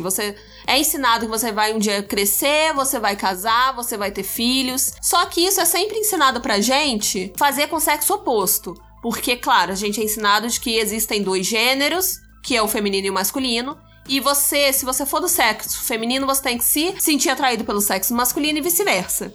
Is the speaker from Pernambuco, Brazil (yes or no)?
no; Rio de Janeiro, Brazil; also born or lived in Alagoinhas; now in Juiz de Fora, Brazil; eu sou do Rio de Janeiro